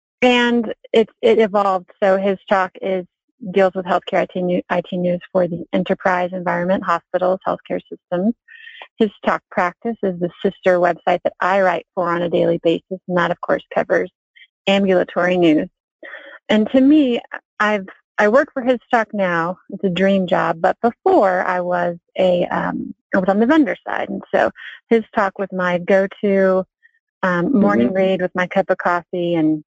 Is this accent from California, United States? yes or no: no; Snellville, Georgia, United States; also born or lived in Pensacola, Florida / Athens, Georgia; I was born in Pensacola, Florida, and I was raised in the Atlanta suburbs of Stone Mountain and Snellville. So I spent a good part of my childhood in those suburbs